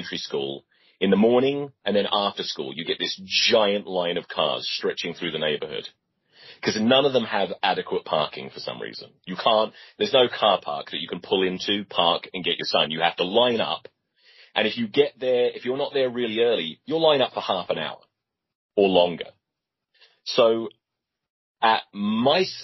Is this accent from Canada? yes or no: no; England, United Kingdom; moved away; being English.